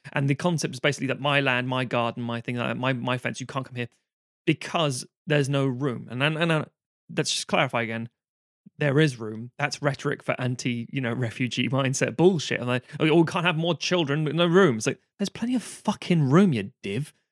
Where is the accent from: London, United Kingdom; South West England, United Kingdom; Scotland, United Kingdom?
London, United Kingdom; accent: London; I was born in Camden